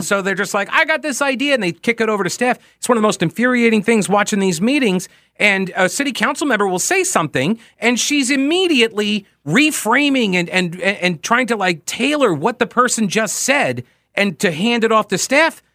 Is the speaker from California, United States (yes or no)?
no; Long Island, New York, United States; now in Charlotte, United States; I grew up in Long Island.